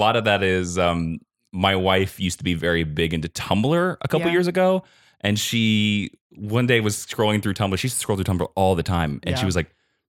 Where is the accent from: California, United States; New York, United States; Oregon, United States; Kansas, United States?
Kansas, United States; I grew up on a very, very small, poor farm. Like when people ask where I'm from, I generally say Smallville because if I say the town I'm from, nobody knows what it is because only 70 people live there.